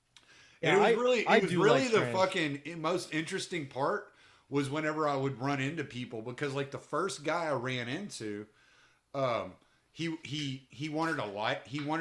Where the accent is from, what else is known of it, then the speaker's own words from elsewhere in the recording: United States; because I'm American